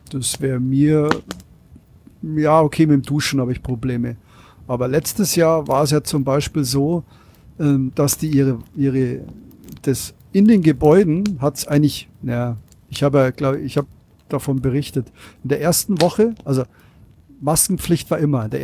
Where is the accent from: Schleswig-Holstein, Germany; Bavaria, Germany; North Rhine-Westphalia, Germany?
Bavaria, Germany; Penzberg; Äh, ich bin ja aus Penzberg und bei mir ist der TÜV äh, Niederlassung in Penzberg.